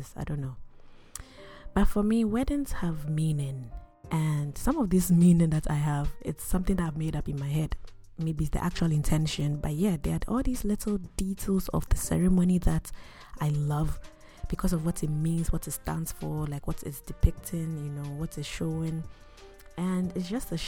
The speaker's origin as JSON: {"language": "English", "area": "Akuapem", "region": "Eastern Region", "country": "Ghana", "said": "I am Christian before I am Ghanaian, before I am Ekuyapim"}